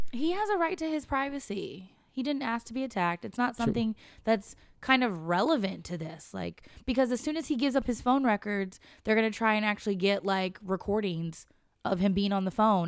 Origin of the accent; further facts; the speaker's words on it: West Coast, United States; moved away; I grew up on the West Coast and the far, far West.